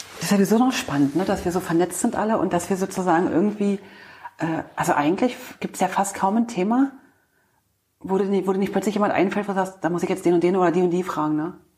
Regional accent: East Germany, Germany; wir Ossis, weil ich mich da sozusagen mit dir ähm, verbinde, weil ich ja auch ein Ostkind bin

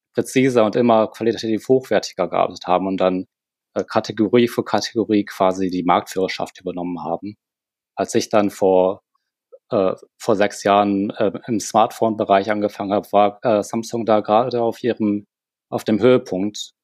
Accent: Germany; moved away as an adult; now in South Korea; Sind dann im sehr jungen Alter nach Deutschland gekommen

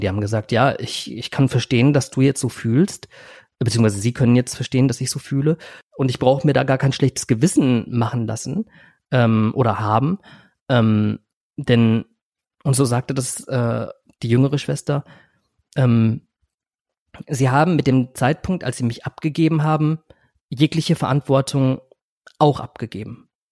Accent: Germany; also born or lived in Philippines; als ich zwei Jahre alt war, kam ich nach Deutschland, bin in eine Adoptivfamilie gekommen

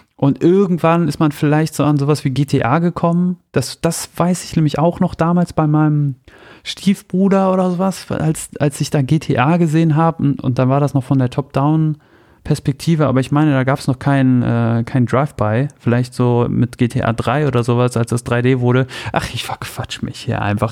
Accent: Soltau, Lower Saxony, Germany; Bei mir zu Hause in Soltau

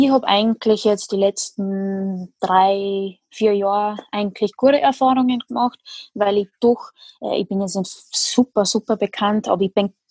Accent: Netherlands; now in Austria; bin zwar bin ich Holländerin, aber ich wohne in Österreich, also so richtig, richtig holländisch fühle ich mich jetzt nicht

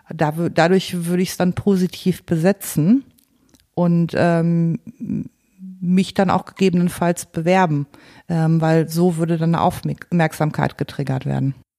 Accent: Paderborn, North Rhine-Westphalia, Germany; ich komme aus Paderborn

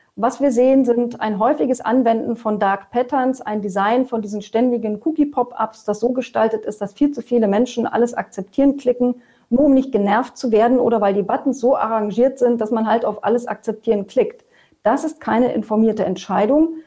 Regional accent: Germany; bei uns in Deutschland

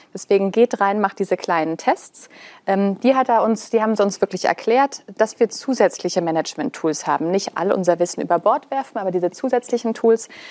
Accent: Black Forest, Baden-Württemberg, Germany; wir kommen ja beide aus dem Schwarzwald

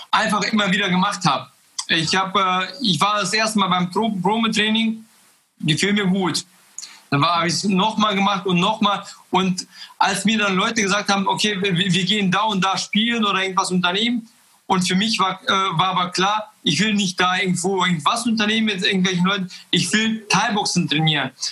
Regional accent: Kazakhstan; now in Germany; wir sind ja äh, 95 aus Kasachstan gekommen aus einem kleinen Dorf. Und dann kam ich nach Deutschland und habe ganz viele Möglichkeiten hier gesehen.

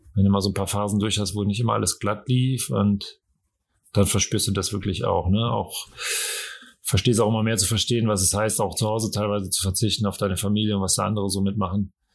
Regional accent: Cologne, North Rhine-Westphalia, Germany; moved away; Ich habe ja Ewigkeiten in Köln gelebt und das ist ja eigentlich so meine Heimatstadt

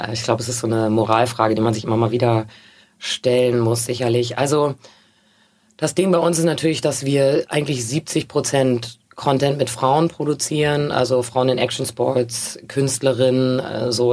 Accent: Hamburg, Germany; ich bin in Hamburg aufgewachsen

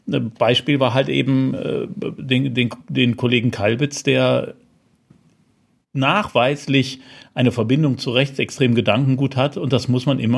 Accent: Rhineland, Germany; Jetzt bin ich Rheinländer, wie man ja weiß.

